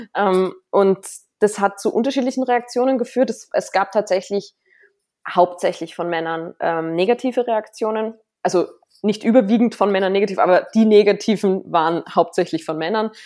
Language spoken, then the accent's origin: German; Salzburg, Austria; ich als Salzburgerin